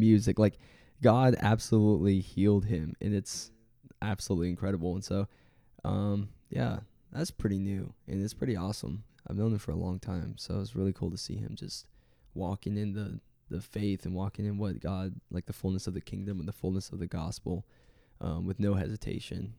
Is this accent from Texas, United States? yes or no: yes; Waco, Texas, United States; now in Florida, United States; I grew up in Waco, Texas